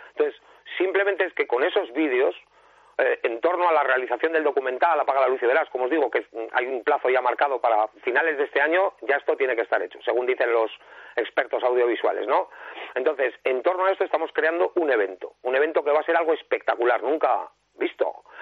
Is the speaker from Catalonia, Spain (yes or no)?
no; San Sebastián, Basque Country, Spain; soy un rockero, donostiarra